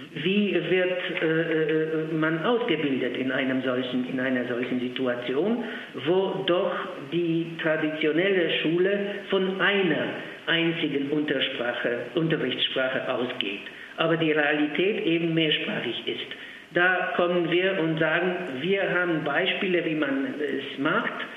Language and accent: German; Poland; first language Polish; German is a second language; now in Graz, Austria; in meiner Muttersprache Polnisch